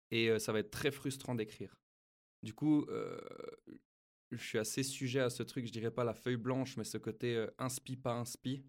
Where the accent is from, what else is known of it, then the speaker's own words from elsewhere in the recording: Switzerland; chez nous en Suisse